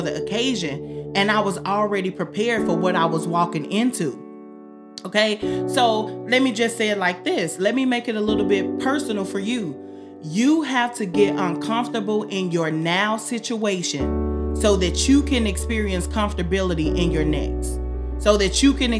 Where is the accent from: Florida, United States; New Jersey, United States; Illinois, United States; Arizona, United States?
Illinois, United States; Southern; I'm from Southern Illinois